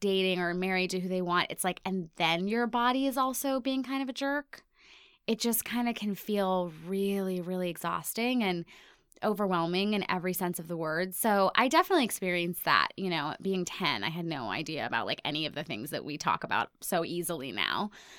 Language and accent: English; Ohio, United States; born there; also born or lived in India / Hong Kong / Cairo / Singapore; now in New York, United States; I've lived in New York for 17 years, but I was born in Ohio. But then I've also lived everywhere from like India to Hong Kong to Cairo to Singapore to New Jersey.